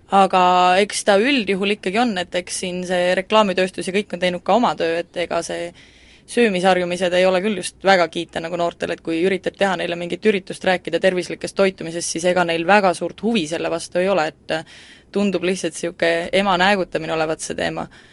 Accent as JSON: {"language": "Estonian", "region": "Central Estonia", "country": "Estonia", "moved": "yes", "said": "ma olen tegelikult Kesk-Eestist üldse pärit ja väikesest kohast"}